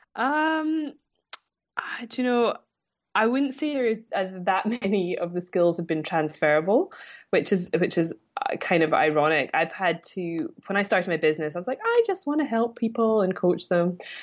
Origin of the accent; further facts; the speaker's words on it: Scotland, United Kingdom; moved away as an adult; I'm originally from Scotland. Um, I've been away from there about thirteen years now.